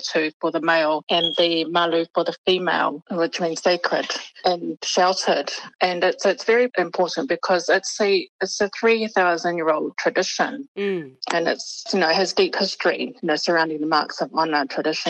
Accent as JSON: {"language": "English", "country": "New Zealand", "tie": "born or raised there", "said": "we were born and raised in New Zealand, and our parents were advised, you know, to speak English to us growing up."}